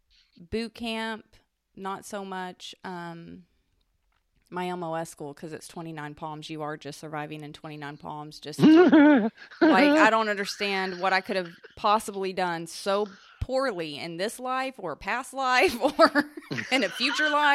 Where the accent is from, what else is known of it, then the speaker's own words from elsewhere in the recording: Southeast Texas, United States; growing up in Southeast Texas